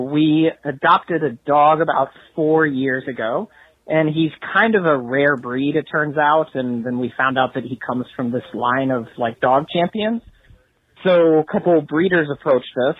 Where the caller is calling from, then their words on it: San Francisco, California, United States; I'm calling from San Francisco